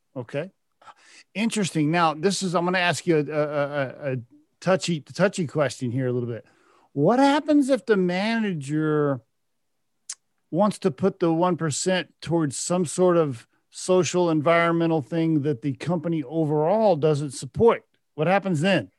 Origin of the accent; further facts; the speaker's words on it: Oklahoma, United States; moved away; also born or lived in Texas; I lived in Texas for a while and I grew up in Oklahoma